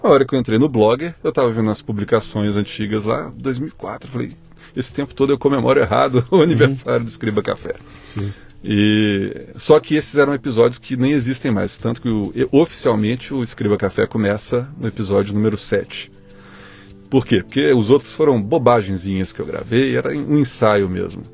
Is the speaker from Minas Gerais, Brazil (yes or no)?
yes; Belo Horizonte, Minas Gerais, Brazil; Nasci em Belo Horizonte, oh. capital de Minas Gerais. Sim. Sou mineirinho